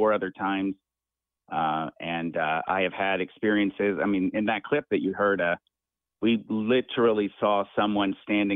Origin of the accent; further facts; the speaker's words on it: Muscle Shoals, Alabama, United States; I grew up in Muscle Shoals, Alabama. I born and raised in the South.